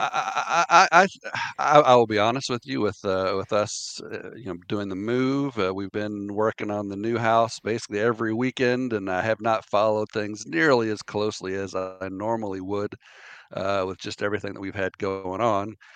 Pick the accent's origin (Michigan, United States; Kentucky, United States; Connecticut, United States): Kentucky, United States; Lexington; growing up in Lexington